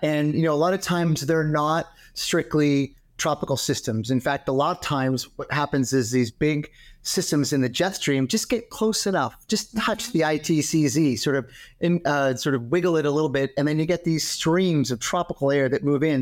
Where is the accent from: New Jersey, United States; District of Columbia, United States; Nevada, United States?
New Jersey, United States; I grew up in New Jersey